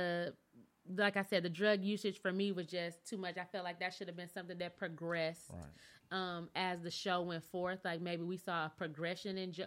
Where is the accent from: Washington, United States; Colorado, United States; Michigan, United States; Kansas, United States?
Michigan, United States; Flint; now in Dallas, United States; So I'm from Michigan. I'm from a General Motors state